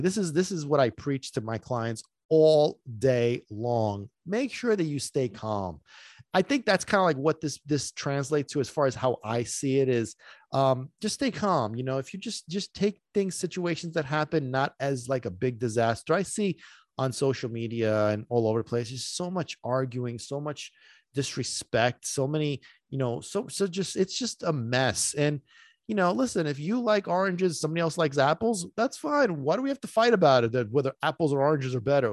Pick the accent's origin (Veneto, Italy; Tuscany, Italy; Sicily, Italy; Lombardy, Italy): Sicily, Italy; moved away; I grew up in Sicily